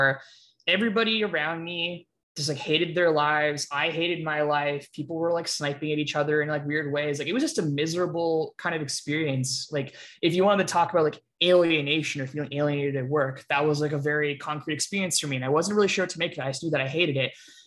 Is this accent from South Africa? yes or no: no; Canada; I grew up in Canada, I still live in Canada